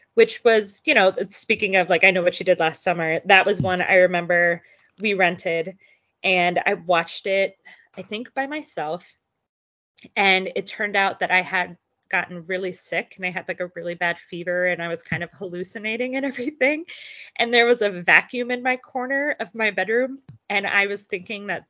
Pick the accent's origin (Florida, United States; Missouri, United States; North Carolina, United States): Florida, United States; Belleview; I grew up in a pretty small town in North Central Florida. Shout out to Bellevue